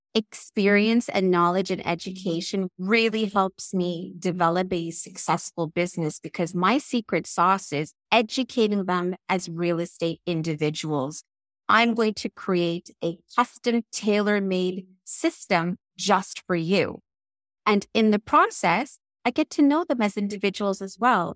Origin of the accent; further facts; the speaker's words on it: England, United Kingdom; moved away; I was born in England, and I taught in England for about ten years